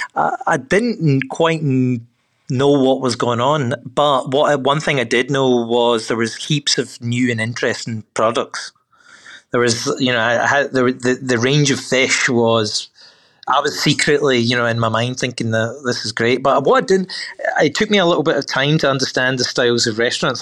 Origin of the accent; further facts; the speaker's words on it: Glasgow, Scotland, United Kingdom; moved away as an adult; also born or lived in New York; now in Melbourne, Australia; I'm a Glaswegian I'm born born and bred in Scotland